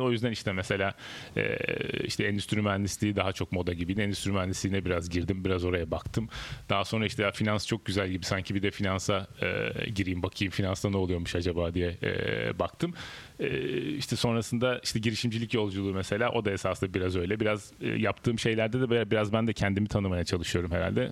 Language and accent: Turkish; Denizli, Turkey; moved away as an adult; also born or lived in Izmir; now in Istanbul, Turkey; normalde Denizliliyim. Denizli İzmir arası biraz küçükken hayatım geçti.